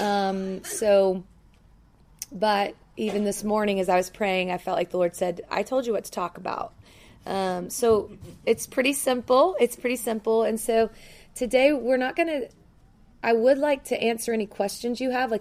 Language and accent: English; Memphis, Tennessee, United States; now in Denver, United States; I'm from Denver, Colorado. I'm not from there. I was born in Memphis, Tennessee